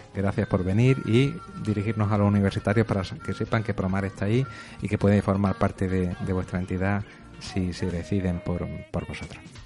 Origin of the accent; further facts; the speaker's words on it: Córdoba, Andalusia, Spain; now in Almería, Spain; no soy de Almería, vengo de una provincia del interior, Córdoba